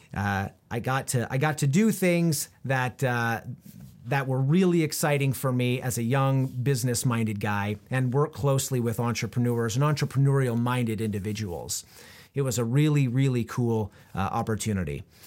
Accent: Prineville, Oregon, United States; We moved around a little bit when I was a kid, but I grew up mostly in Central Oregon, in a small town called Prineville

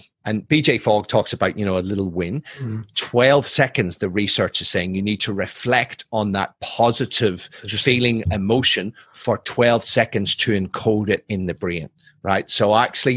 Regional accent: Ireland; I'm Irish, I'm ex-military

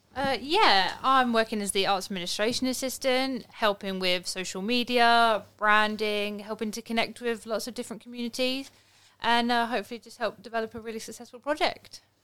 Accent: London, United Kingdom; moved away as an adult; also born or lived in Stoke-on-Trent / Gloucestershire; I grew up in Southeast London.

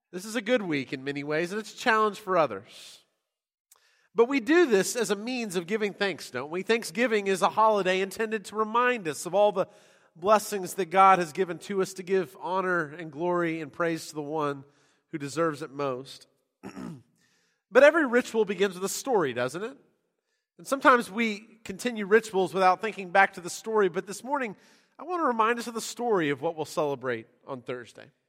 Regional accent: San Diego, California, United States; now in Texas, United States; I grew up in San Diego

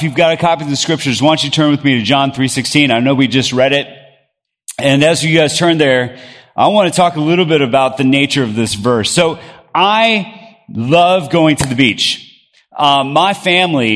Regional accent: Bogota, Colombia; moved away; I grew up in Bogota, Colombia, South America

